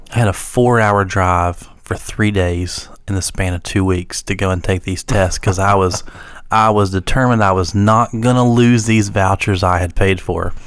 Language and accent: English; Wayne County, West Virginia, United States; growing up in Wayne County